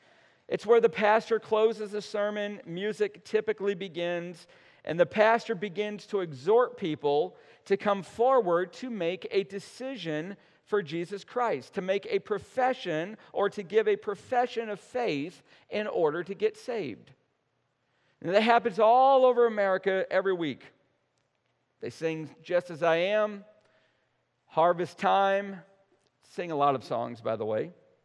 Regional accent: central New York, United States; growing up in Little Deer Rider, New York, in central New York

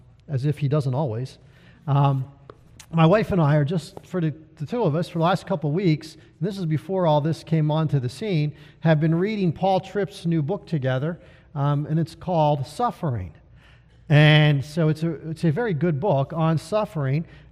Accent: United States; as Americans

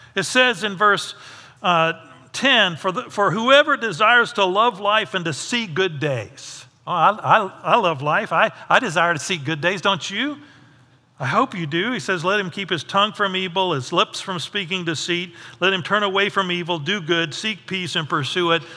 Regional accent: United States; I'm not the American with all the answers.

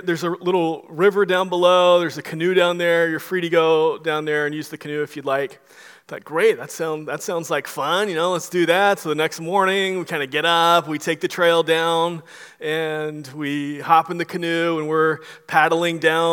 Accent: Florida, United States; now in Dallas, United States; I'm from Florida. Now we're living in Dallas

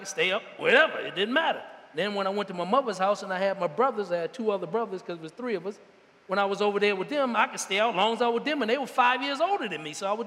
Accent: Washington, District of Columbia, United States; I was born in Washington, D.C. in the 1960s.

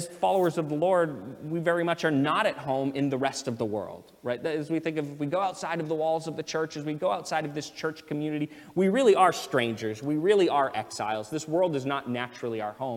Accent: United States; I'm an American citizen. I was born here.

